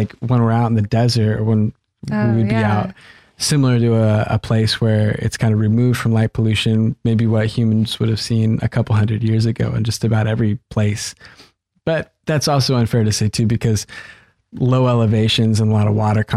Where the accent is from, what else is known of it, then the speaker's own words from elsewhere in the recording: Grants Pass, Oregon, United States; now in Eugene, United States; where I grew up in Grants Pass